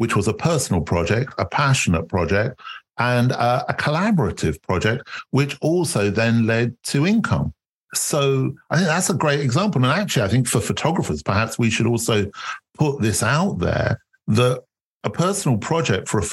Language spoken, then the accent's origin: English; United Kingdom